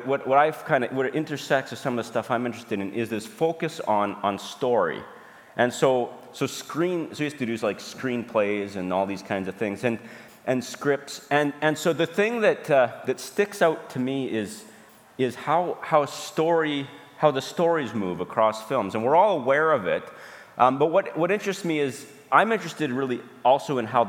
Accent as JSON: {"language": "English", "region": "Alberta", "country": "Canada", "moved": "yes", "lives_now": "Saskatoon, Canada", "said": "we're from Saskatoon. I'm from Alberta originally."}